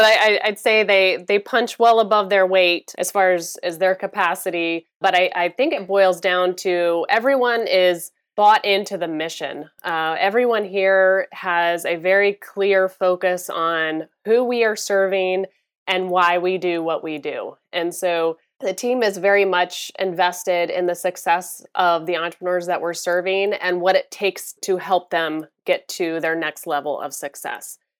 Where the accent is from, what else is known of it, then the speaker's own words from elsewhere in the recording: Florida, United States; also born or lived in Chicago area; I'm originally from the Chicago area, but I grew up in Florida.